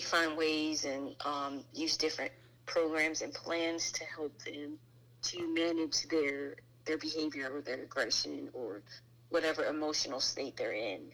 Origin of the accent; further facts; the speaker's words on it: New Jersey, United States; now in Maryland, United States; born and raised in New Jersey. I reside in Maryland now.